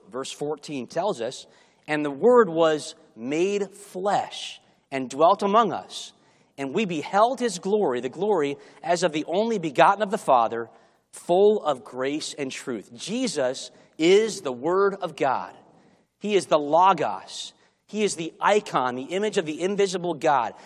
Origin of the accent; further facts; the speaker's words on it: Chicago, Illinois, United States; moved away; I grew up in Chicago, and learning to drive in Chicago